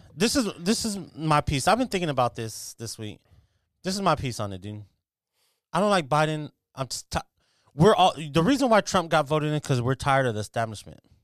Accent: United States; I'm literally like a fifth generation American

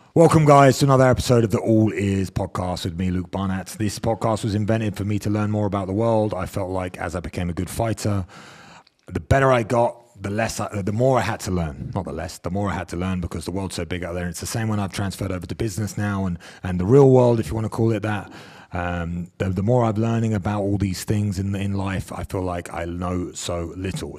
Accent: England, United Kingdom; as English people

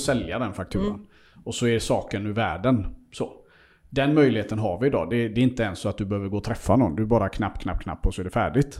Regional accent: Seychelles; now in Sweden; jag är ju född i Seychellerna och är där väldigt mycket

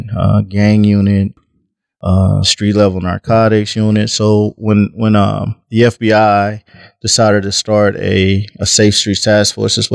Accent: between Texas and Mississippi, the South, United States; now in Omaha, United States; I grew up in the South, between Texas and Mississippi. Moved to Omaha, and actually I'm an Omahan now.

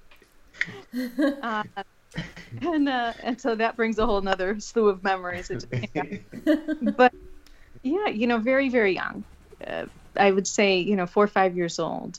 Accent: Crown Point, Indiana, United States; moved away as an adult; now in Washington, D.C. area, United States; originally, I was from Northwest Indiana, born and raised in Crown Point, Maryville area, about 40 minutes outside of Chicago in that area.

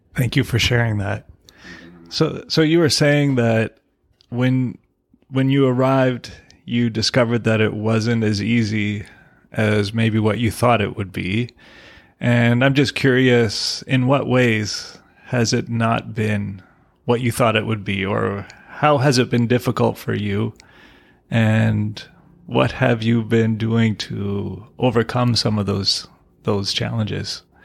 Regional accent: Canada; I'm a Canadian, my wife is from Mexico

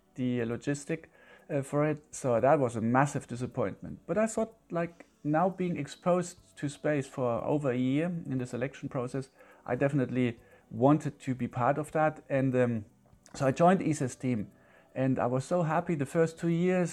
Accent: Germany; also born or lived in Leeds

